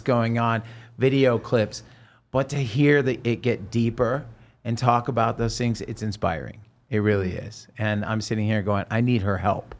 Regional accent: Oregon, United States; moved away as an adult; also born or lived in Los Angeles; I'm from Oregon

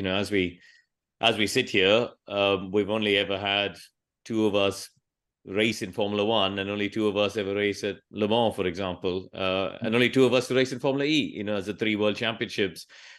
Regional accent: Chennai, Tamil Nadu, India; I grew up in Chennai

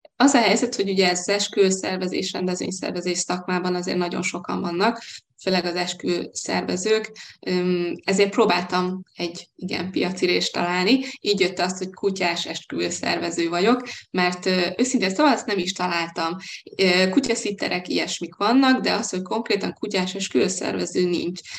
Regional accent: Hungary; moved away as an adult; now in Budapest, Hungary; vidéki vagyok, vidéken éltem, a szüleim még mindig ott élnek

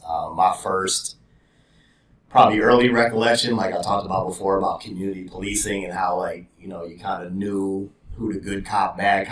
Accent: Brooklyn Center, Minnesota, United States; I grew up in Brooklyn Center, Brooklyn Park.

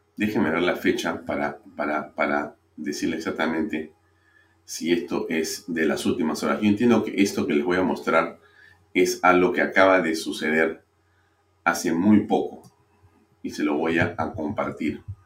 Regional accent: Peru

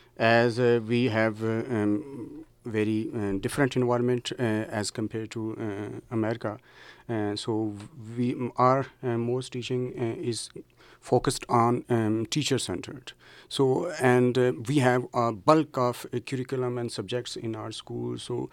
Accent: Mandi Bahauddin, Punjab, Pakistan; Basically, I am from District Mandi Bahauddin of Punjab province, but I am working in our capital.

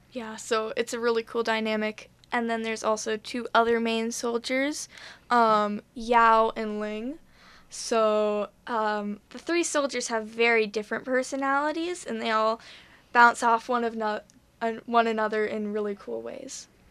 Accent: Buffalo, New York, United States; I am from Buffalo

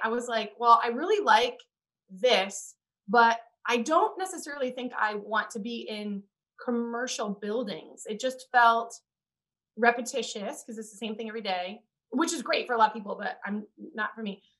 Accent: Indiana, United States; moved away as an adult; also born or lived in New Orleans; we're both from the Midwest, I'm from Indiana

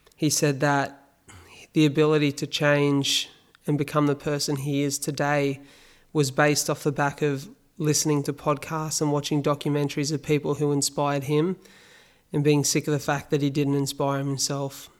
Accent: Wollongong, New South Wales, Australia; here in my hometown of Wollongong

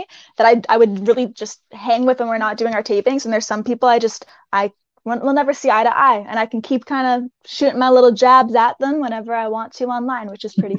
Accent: Canada; I'm Canadian

